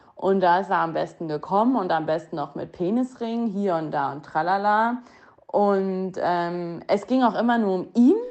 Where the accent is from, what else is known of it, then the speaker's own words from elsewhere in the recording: Hilden, North Rhine-Westphalia, Germany; now in Düsseldorf, Germany; aus Hilden, ähm, aus meiner Heimat, da wo ich aufgewachsen bin